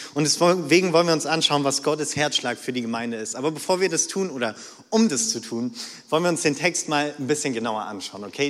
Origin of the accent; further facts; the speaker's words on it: North Rhine-Westphalia, Germany; moved away; ich komme so ganz nah an der niederländischen Grenze, okay, von, vom Niederrhein